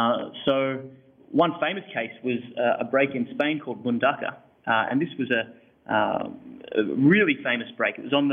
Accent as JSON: {"language": "English", "town": "Hawks Nest", "region": "New South Wales", "country": "Australia", "tie": "born or raised there", "said": "Beautiful little part of the world called Hawk's Nest, a few hours north of Sydney."}